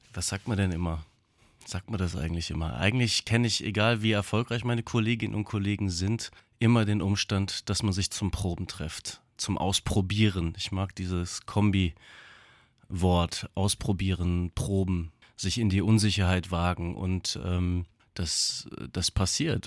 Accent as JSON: {"language": "German", "town": "Offenbach am Main", "region": "Hesse", "country": "Germany", "tie": "born or raised there", "said": "Meine Mutter ist Theaterfrau, hat eine eigene Theaterschule gehabt in Offenbach am Main. Mein Vater ist bildender Künstler und ich bin aufgewachsen sozusagen im Atelier"}